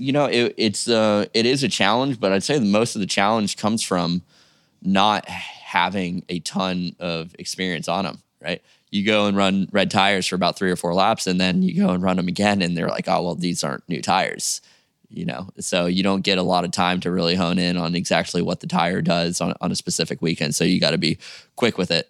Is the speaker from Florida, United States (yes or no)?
yes; Jupiter, Florida, United States; I'm from Jupiter, Florida, which is about two, three hours away, car drive.